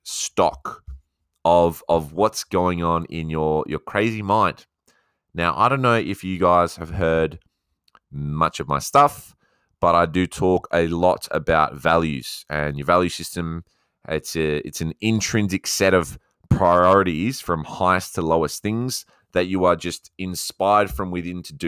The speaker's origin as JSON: {"language": "English", "country": "Australia", "accent": "Aussie", "said": "my Aussie accent"}